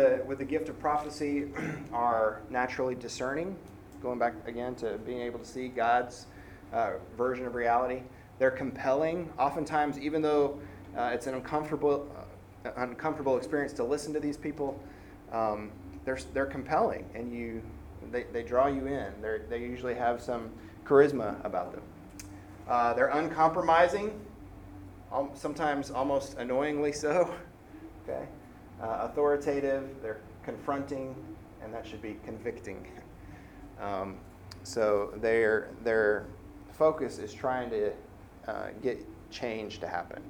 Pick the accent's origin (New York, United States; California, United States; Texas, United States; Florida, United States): Texas, United States; San Antonio; moved away as an adult; also born or lived in Augusta, Georgia / Jackson, Mississippi; I grew up in San Antonio, which is a very diverse